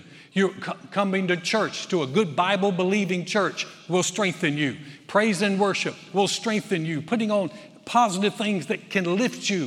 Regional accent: the South, United States; I was raised in the South.

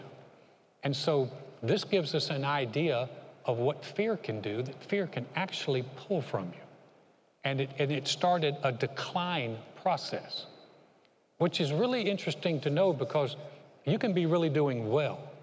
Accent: Greensboro, North Carolina, United States; born or raised there; moved away as an adult; now in Conroe, United States

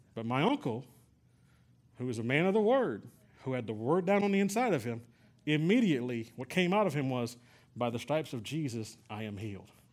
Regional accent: San Antonio, Texas, United States; we're from San Antonio

